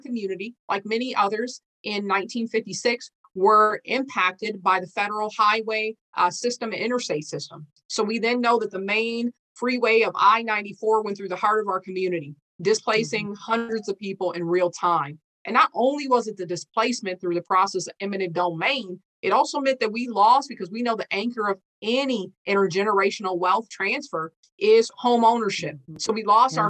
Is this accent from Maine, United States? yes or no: no; St. Paul, Minnesota, United States; I was born and raised here in St. Paul, Minnesota. My hometown is called Rondo, a historic African-American district.